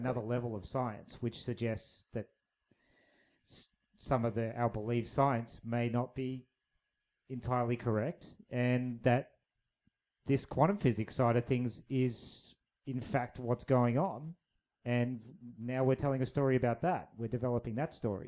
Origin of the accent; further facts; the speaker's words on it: Australia; we're both Australian